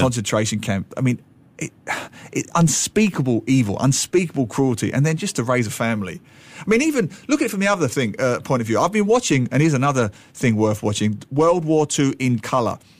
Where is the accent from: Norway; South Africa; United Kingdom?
United Kingdom; London; London, my hometown